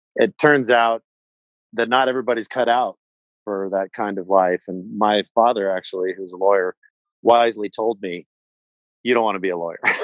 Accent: Houston, Texas, United States; now in Wyoming, United States; I grew up in a and uh, warm, humid Houston, Texas

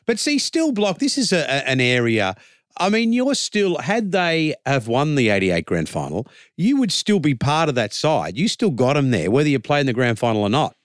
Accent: Sydney, New South Wales, Australia; as a kid, like, growing up in Redfern

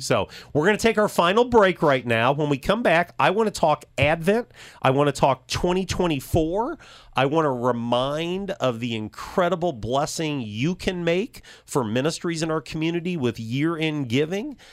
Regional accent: Champaign, Illinois, United States; I grew up in Champaign, U

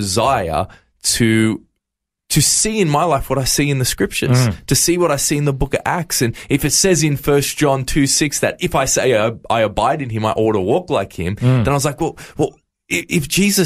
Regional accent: Campbelltown, New South Wales, Australia; I was actually born and raised in New South Wales in a little area called Camden and Campbelltown.

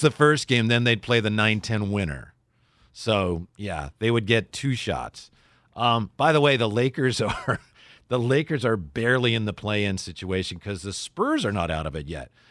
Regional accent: Vallejo, California, United States; we're both from Vallejo

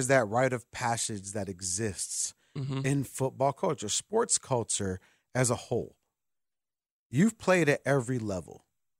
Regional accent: Chicago, Illinois, United States; I'm a city boy. You know I'm born and raised in Chicago

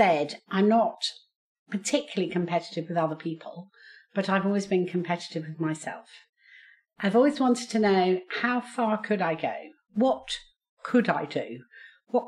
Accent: Basingstoke, South East England, United Kingdom; I was born and brought up in Basingstoke, and I went through the state school system

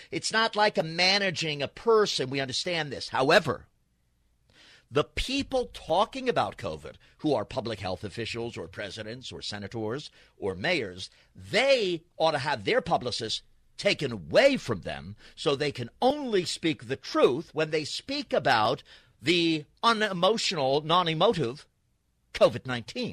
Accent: New York, United States; now in Los Angeles, United States; I grew up in New York, came here

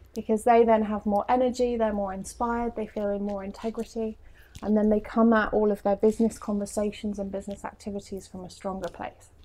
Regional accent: England, United Kingdom; moved away as an adult; English, um, and they were excited by my quirky accent

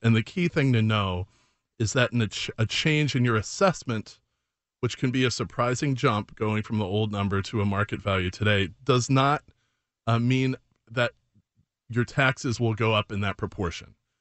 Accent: Chicago, Illinois, United States; also born or lived in Oak Park; I grew up in Chicago

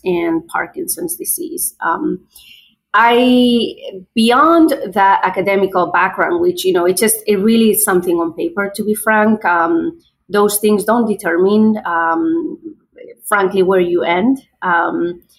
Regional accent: Spain; English is a second language; moved away as an adult; also born or lived in Madrid, Spain / New York, United States; now in United States; I'm from Spain, originally born and raised, and I've spent, I would say, half of my life in Spain and half of my life

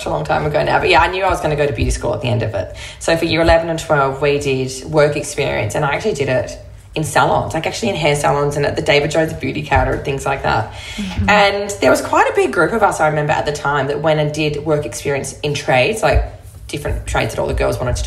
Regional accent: Broome, Western Australia, Australia; I grew up in Broome. I moved there when I was 9. I'd lived in another town in the south of WA before that.

